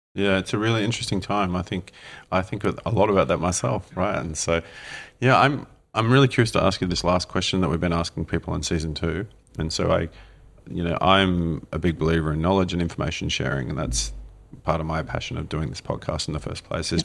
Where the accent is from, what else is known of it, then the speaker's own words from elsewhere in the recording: Australia; now in New Zealand; As an Aussie growing up, you know there were so many regions in Australia